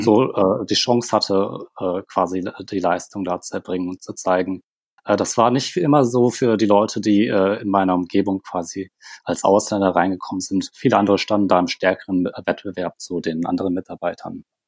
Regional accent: Germany; moved away as an adult; now in South Korea; Sind dann im sehr jungen Alter nach Deutschland gekommen

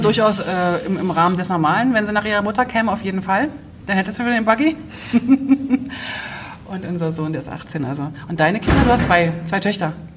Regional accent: East Germany, Germany; ich bin ja in der DDR groß geworden

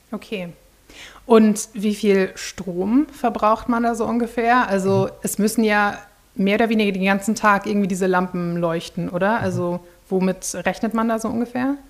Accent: Schleswig-Holstein, Germany; in meiner Heimat Schleswig-Holstein

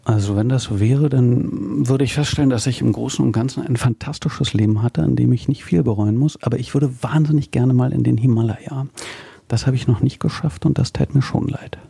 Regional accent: Berlin, Germany; als Berliner

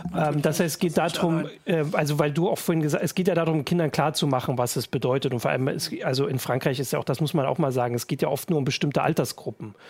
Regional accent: the East, eastern Germany, Germany; in unserem Informatikunterricht durchaus auch so war. So in den neunzigern gab's, äh, sehr viele Schüler, die, glaub ich, äh, den Lehrern bei Informatik ein bisschen voraus waren. Zumindest bei uns im Osten

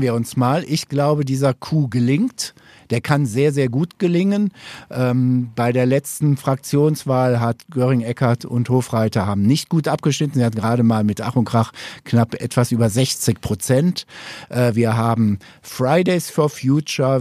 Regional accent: Upper Swabia, Baden-Württemberg, Germany; bei uns in Oberschwaben

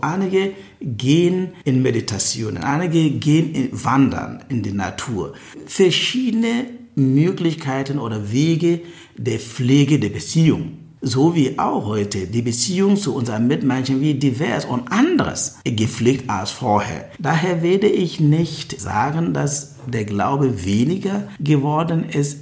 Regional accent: Ghana; moved away as an adult; now in Berlin, Germany; Ich komme aus Ghana.

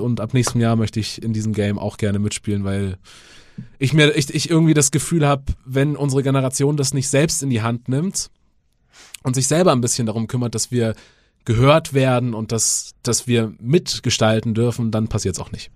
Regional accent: rural suburb of Munich, Bavaria, Germany; ich bin auf dem Land aufgewachsen, äh, Vorort von München, aber schon sehr ländlich

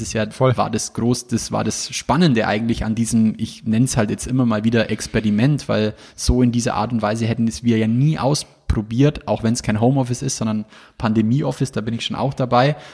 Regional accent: Bavaria, Germany; bei uns in Bayern

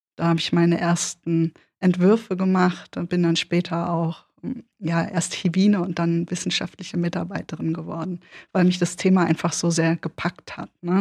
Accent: Odenwald, Germany; accent: Berlin; also born or lived in Berlin / Göttingen / Kassel; Ich bin, bis ich sechseinhalb war, in Berlin groß geworden. Ähm, Moloch, wahnsinnig viele Leute, immer viel los, Partys und so weiter. Und dann umgezogen worden in den Odenwald.

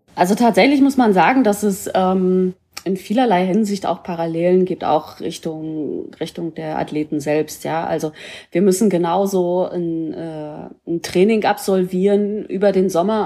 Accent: Mecklenburg-Vorpommern, Germany; moved away

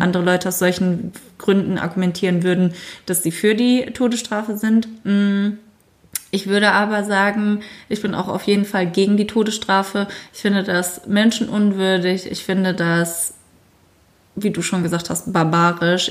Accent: Germany; bei uns in Deutschland

